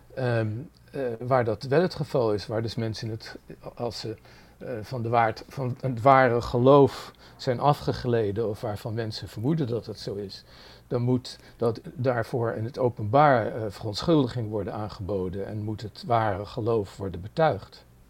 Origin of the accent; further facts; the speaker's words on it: Netherlands; moved away as an adult; now in New York, United States; Ik ben in Nederland helemaal opgegroeid